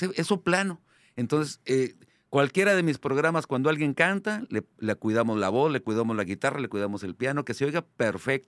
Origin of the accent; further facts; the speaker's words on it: Monterrey, Nuevo León, Mexico; Yo soy aquel comediante regiomontano de 200 kilos con cara de niño